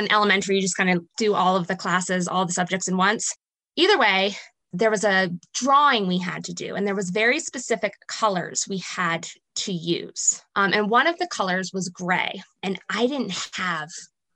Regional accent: Princeton, New Jersey, United States; I grew up in New Jersey, right outside of Princeton, New Jersey

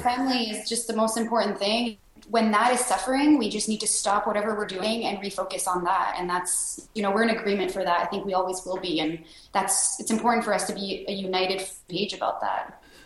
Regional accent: Sherbrooke, Quebec, Canada; born or raised there

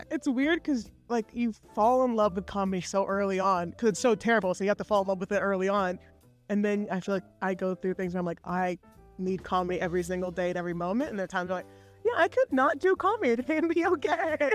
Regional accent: Seattle, Washington, United States; now in Brooklyn, United States; No, I'm from Seattle.

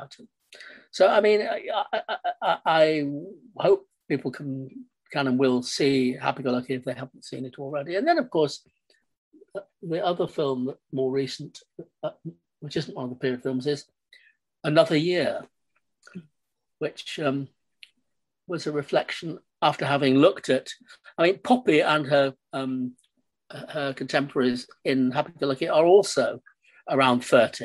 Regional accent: Manchester, North West England, United Kingdom; moved away as an adult; now in London, United Kingdom; I grew up in Manchester in the 40s and 50s

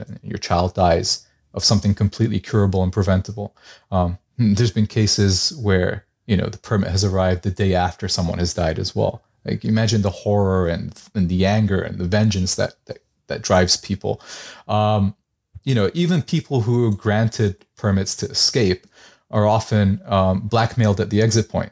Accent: Gaza, Gaza Strip, Palestine; moved away; I was born in Gaza, I have family there

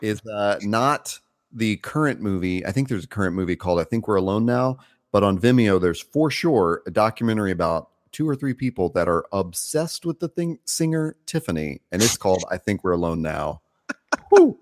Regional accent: the South, United States; growing up in the South

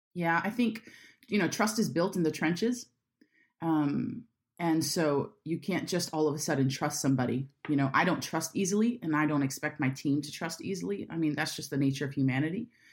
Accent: Jacksonville, Florida, United States; I'm from Jacksonville

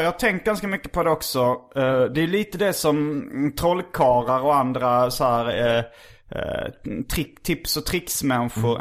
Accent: Lund, Skåne, Sweden; jag är uppvuxen i Lund och eh, har väldigt akademiska föräldrar.

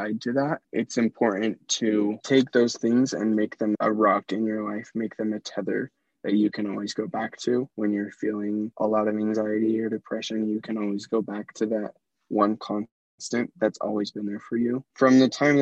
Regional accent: Hinsdale, United States; moved away as an adult; now in Tucson, United States; I grew up in Hinsdale, the tiniest little town.

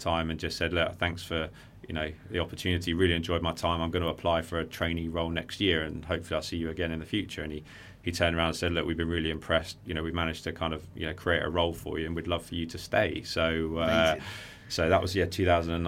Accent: Worthing, South East England, United Kingdom; I grew up in Worthing

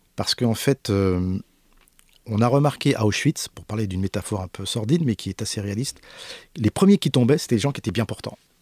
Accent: Paris, Île-de-France, France; Je suis né à Paris, j'ai pas d'accent

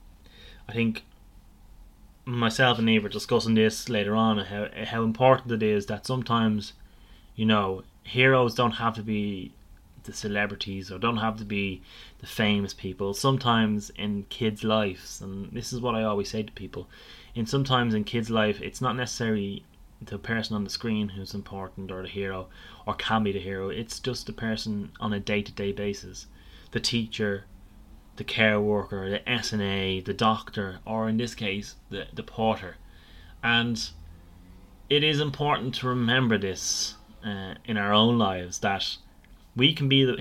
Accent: Ireland; we're Irish people all around the world

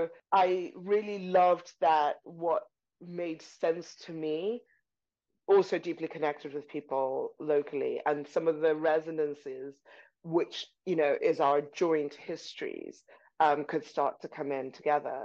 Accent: Zimbabwe; also born or lived in Buckinghamshire, United Kingdom; now in United Kingdom; I'm from Zimbabwe

